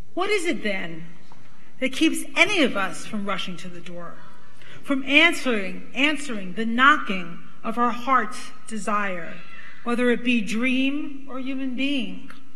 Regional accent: New York City, New York, United States; accent: Brooklyn; When I was growing up in Brooklyn, Brooklyn!

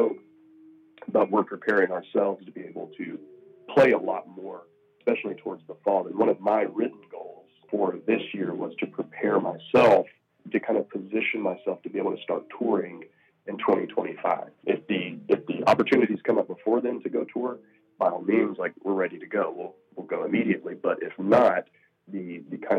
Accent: the South, United States; I'm from the South, so I've lived in the South my whole life.

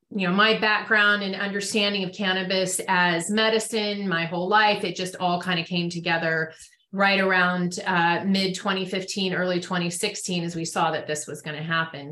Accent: Marin County, Northern California, United States; I grew up in Northern California in Marin County

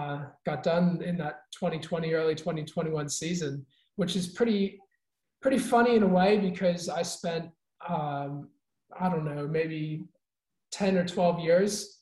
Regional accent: United States; also born or lived in Queensland, Australia / Europe / South America; now in Christchurch, New Zealand; I'm American originally, but spent a lot of years living in Queensland, and now I live in New Zealand in Christchurch

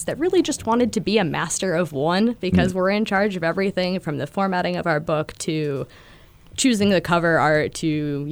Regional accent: Connecticut, United States; moved away as an adult; now in New Hampshire, United States; I'm originally from Connecticut

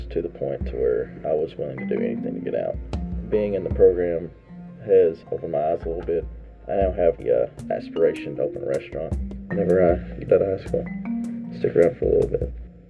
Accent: Whitesburg, Kentucky, United States; I'm from Whitesburg and I'm 17.

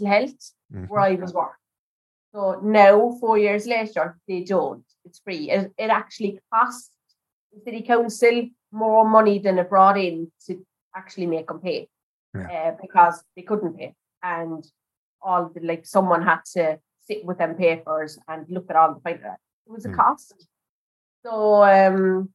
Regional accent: Alvesta, Kronoberg County, Sweden; the area where I grew up in Alvesta

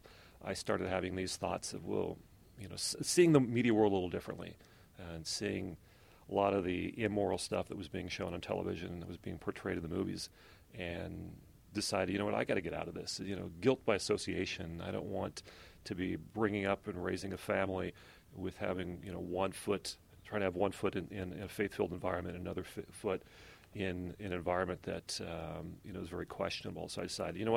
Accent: California, United States; we're both born and raised in California

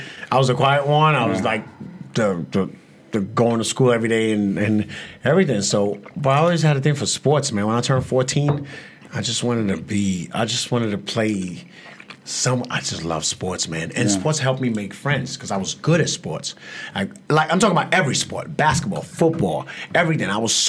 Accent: United States; I live in the States. I grew up in the States.

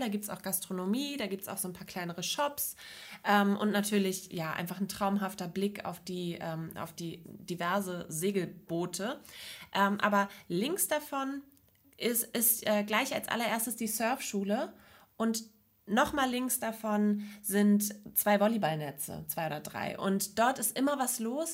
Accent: Neustadt in Holstein, Schleswig-Holstein, Germany; ich komme aus Neustadt, das ist in der Nähe von Lübeck

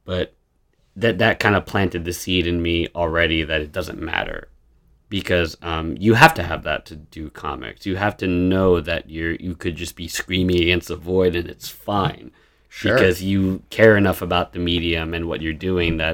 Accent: Long Island, New York, United States; moved away as an adult; also born or lived in Queens / Brooklyn; I grew up in Long Island.

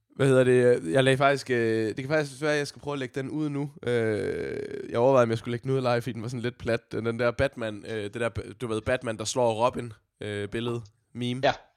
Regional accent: Odense, Southern Denmark, Denmark

